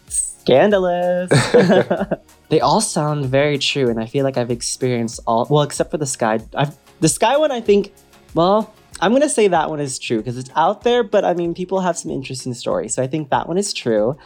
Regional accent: Wisconsin, United States; now in Los Angeles, United States; I grew up in Wisconsin

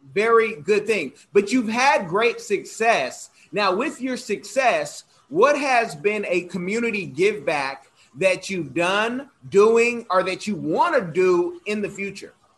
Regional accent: Oakland, California, United States; I'm from Oakland, California

